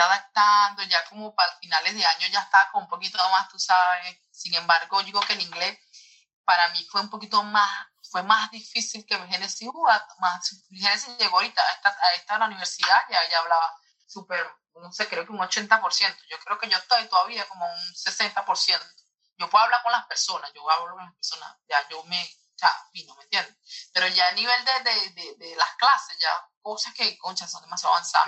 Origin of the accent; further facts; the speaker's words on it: Venezuela; moved away as an adult; now in United States; de aquí de mi colegio en Venezuela